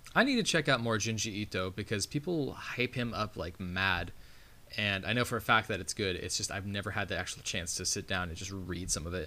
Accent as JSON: {"language": "English", "country": "United States", "said": "me being an American"}